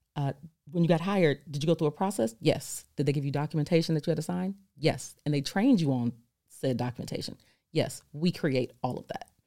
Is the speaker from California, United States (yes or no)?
yes; California, United States; I'm from California